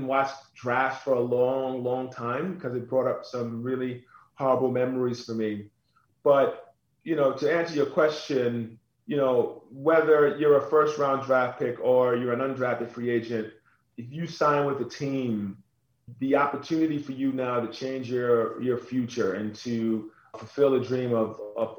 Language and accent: English; New York City, New York, United States; I grew up on Staten Island